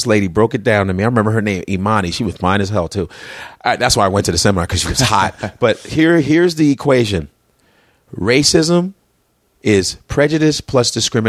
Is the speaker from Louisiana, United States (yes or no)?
no; Chicago, Illinois, United States; I grew up in Uptown. Uptown in Chicago is the most integrated area in Chicago. It's all immigrants. I had friends from Russia, Poland, Korea, Africa, Ethiopia, Nigeria, being Nigerian, Yugoslavia. That's why I knew Yugoslavian words.